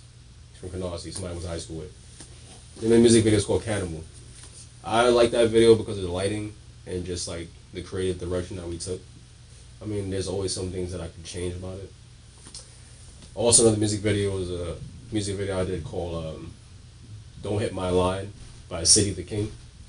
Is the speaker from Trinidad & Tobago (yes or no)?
yes; Trinidad & Tobago; I mean, I have a Trinidadian. I'm Trinidadian. My dad is Bajan. My mom is Trini. So I grew up on my Trini side with my mom.